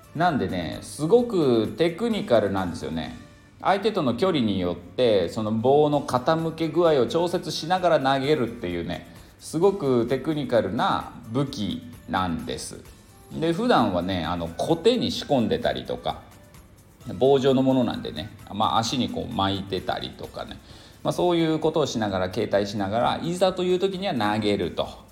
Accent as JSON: {"language": "Japanese", "region": "Niigata", "country": "Japan", "tie": "born or raised there", "moved": "as an adult", "lives_now": "Cambodia", "said": "新潟出身なんでね冷たいことをね八景って言うんですよ"}